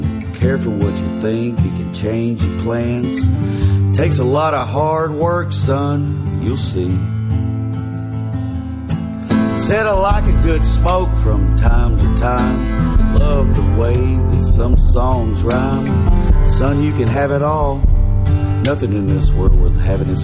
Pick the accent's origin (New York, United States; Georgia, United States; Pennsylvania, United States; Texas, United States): Texas, United States; West; But I grew up in a little small town called West Texas, West